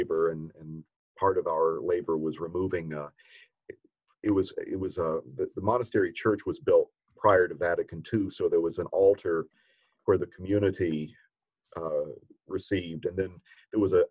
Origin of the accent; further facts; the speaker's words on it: Catawba County, North Carolina, United States; accent: American; I'm a North Carolinian. My dad's a Baptist minister. One interesting thing about growing up where I did, I grew up in Catawba County, North Carolina